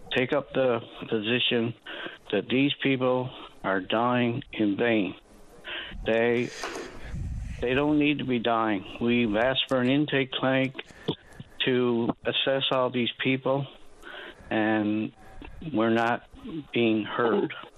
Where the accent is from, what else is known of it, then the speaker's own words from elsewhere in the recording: Brantford, Ontario, Canada; moved away; I'm from Brantford